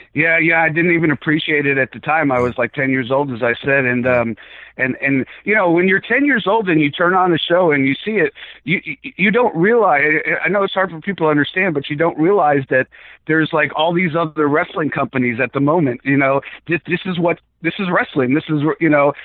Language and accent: English; South Florida, United States; born or raised there; also born or lived in Bronx, New York / Atlanta